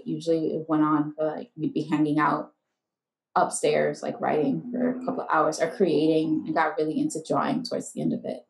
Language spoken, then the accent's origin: English; New York City, New York, United States; I'm from the Bronx, New York.